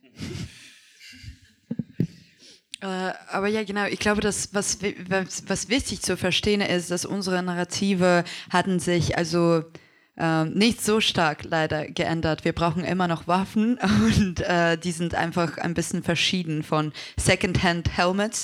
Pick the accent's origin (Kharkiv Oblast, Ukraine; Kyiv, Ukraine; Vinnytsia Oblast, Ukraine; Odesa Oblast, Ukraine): Kharkiv Oblast, Ukraine; Kharkiv; German is a second language; now in Germany; Ich zum Beispiel bin in Deutschland seit äh, ähm, sieben Jahren und ich erinnere mich, als wir hierher mit meiner Familie gekommen sind. Wir kommen aus Kharkiv